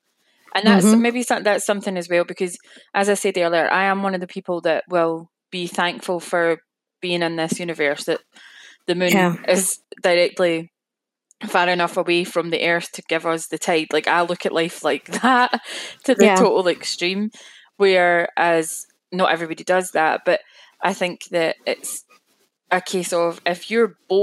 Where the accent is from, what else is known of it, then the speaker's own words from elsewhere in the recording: Scotland, United Kingdom; I'm Scottish